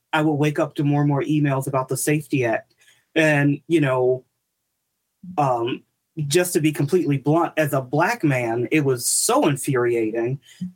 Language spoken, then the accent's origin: English; Chicago, Illinois, United States; now in DuPage County, United States; I'm from Chicago